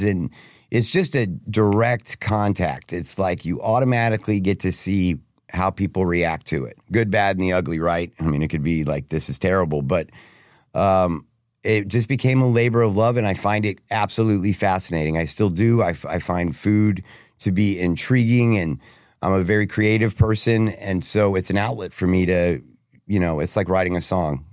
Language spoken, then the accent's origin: English; Plano, Texas, United States; I'm from Plano, Texas. Born and raised